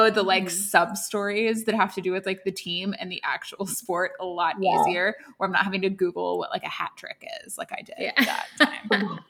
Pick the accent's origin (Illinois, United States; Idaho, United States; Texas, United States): Texas, United States; we're from Texas.